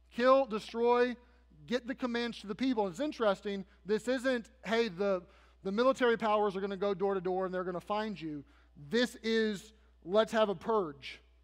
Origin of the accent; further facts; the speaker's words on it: United States; I am an American